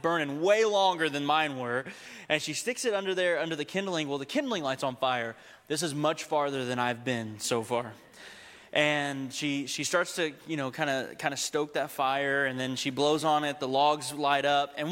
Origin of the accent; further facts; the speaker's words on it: Texas, United States; Remember, I grew up in Texas, okay?